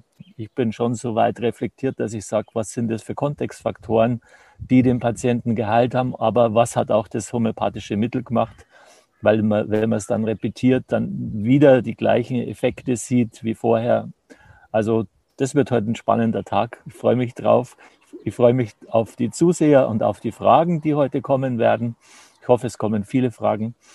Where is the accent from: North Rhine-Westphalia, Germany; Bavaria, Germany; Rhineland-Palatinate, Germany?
Bavaria, Germany; Traunstein; ich komme aus dem Chiemgau hier in Traunstein.